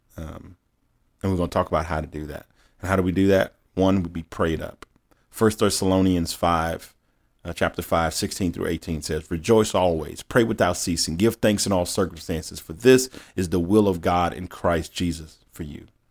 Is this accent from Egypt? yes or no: no; Baton Rouge, Louisiana, United States; moved away as an adult; also born or lived in East Coast; I born and raised in Baton Rouge. I moved out to the East Coast